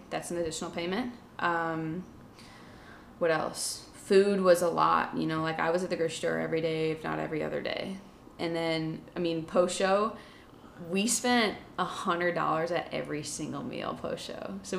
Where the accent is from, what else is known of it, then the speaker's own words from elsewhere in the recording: Pennsylvania, United States; Growing up in Pennsylvania with friends the size of toothpicks, I always saw myself as the fat friend, even though looking back on pictures, I was just an average-sized kid.